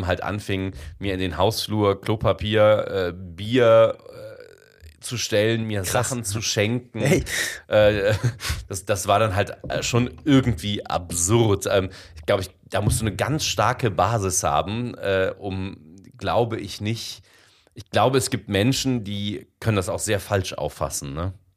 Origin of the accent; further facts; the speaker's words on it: Bensberg, North Rhine-Westphalia, Germany; also born or lived in Indonesia / Cologne; ich komme ja aus dem Bergischen Land, aus Bensberg